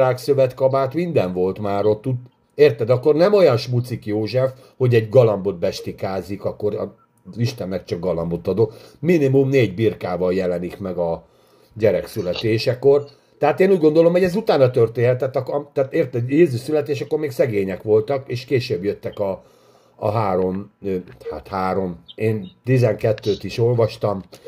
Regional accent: Hungary; mi magyarok vagyunk

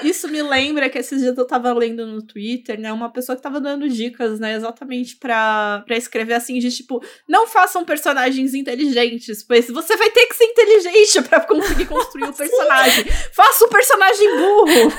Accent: Brazil; Eu sou brasileira, falo português.

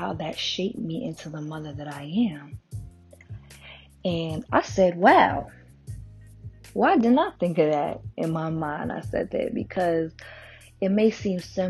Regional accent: New York City, New York, United States; I'm born and raised in Brooklyn.

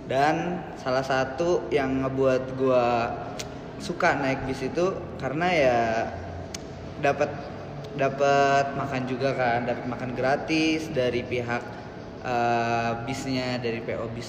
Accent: Bintaro, Banten, Indonesia; Gue dari Bintaro sonoan dikit kan

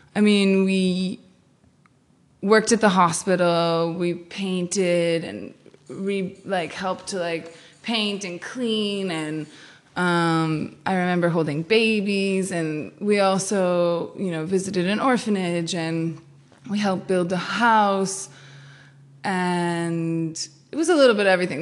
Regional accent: Hingham, Massachusetts, United States; that was the first house in Hingham, and then moved downtown where I, I really grew up

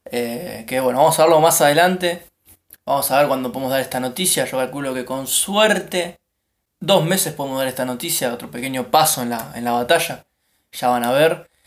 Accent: Mar del Plata, Buenos Aires Province, Argentina; Nosotros somos de Mar

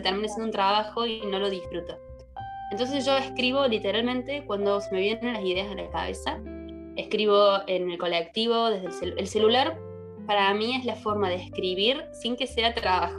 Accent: Córdoba, Argentina; también soy de Córdoba

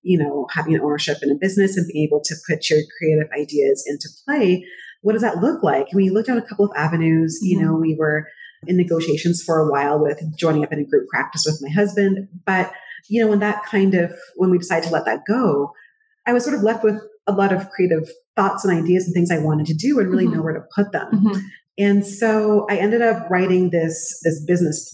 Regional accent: Waterloo, Ontario, Canada; moved away as an adult; also born or lived in Edmonton, Alberta; University of Waterloo. Mm-hmm. That's actually my hometown

